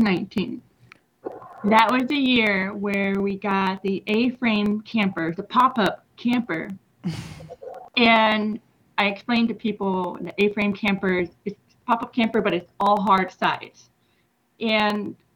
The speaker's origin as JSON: {"language": "English", "region": "Washington", "country": "United States", "moved": "as an adult", "lives_now": "Denton, United States", "said": "I've been here for about maybe 6 years, but my home is in Washington State"}